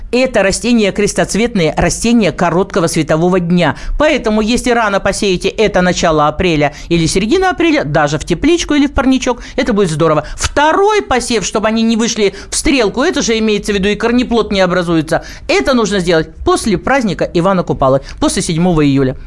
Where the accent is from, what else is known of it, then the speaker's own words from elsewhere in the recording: Krasnoyarsk, Siberia, Russia; now in Krasnoyarsk, Russia; Я вообще сибирячка, живу в городе Красноярске